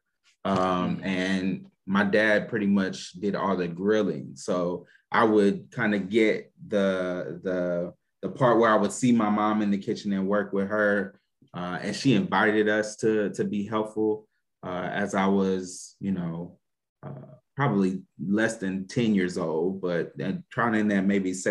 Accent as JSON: {"language": "English", "region": "Louisiana", "country": "United States", "said": "I'm from Louisiana"}